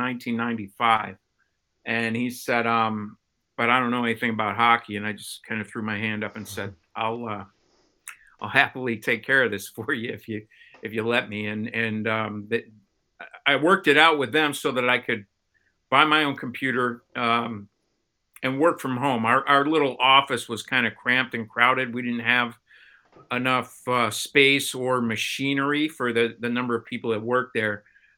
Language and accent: English; Chicago, Illinois, United States; moved away as an adult; also born or lived in Baltimore; I moved from Chicago, where I kind of grew up, to Baltimore